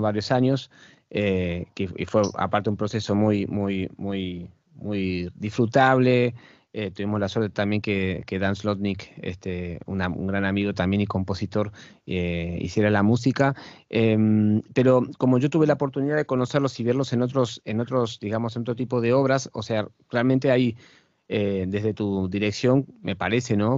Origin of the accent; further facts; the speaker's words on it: Argentina; moved away; mi país de origen, que es, Argentina.